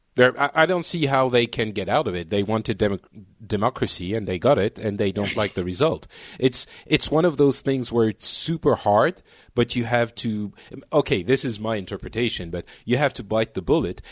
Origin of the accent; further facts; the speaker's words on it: Lebanon; now in France; I was born in Lebanon and my parents are from, well, basically all over, uh, the world